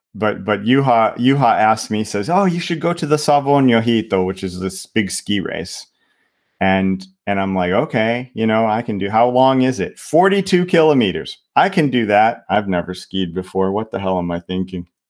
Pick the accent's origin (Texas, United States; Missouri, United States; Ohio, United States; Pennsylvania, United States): Ohio, United States; moved away as an adult; also born or lived in Michigan / Indiana; now in Finland; I grew up, um, in Ohio